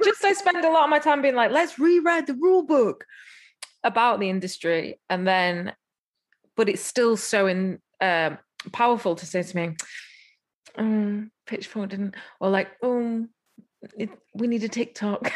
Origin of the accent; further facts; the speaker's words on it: England, United Kingdom; I'm English